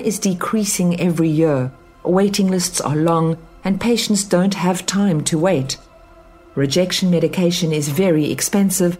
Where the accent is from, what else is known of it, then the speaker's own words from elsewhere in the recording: South Africa; Growing up in South Africa